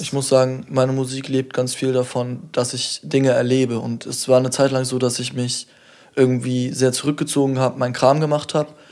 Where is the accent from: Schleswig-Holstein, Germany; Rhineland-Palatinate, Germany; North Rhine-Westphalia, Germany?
Schleswig-Holstein, Germany; Kiel; mein Bezug zu Kiel ist, ich bin hier aufgewachsen, seit ich denken kann